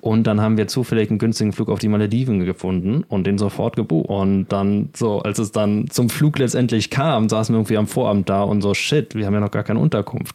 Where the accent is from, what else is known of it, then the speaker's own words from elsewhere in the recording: Germany; now in Spain; als Deutscher